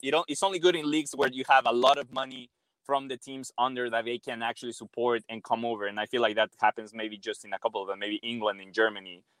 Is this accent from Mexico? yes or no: yes; Mexico; I'm obviously born and raised in Mexico